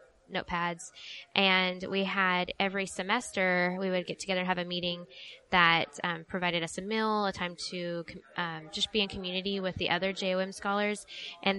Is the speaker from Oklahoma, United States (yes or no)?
yes; Mustang, Oklahoma, United States; I grew up in Mustang.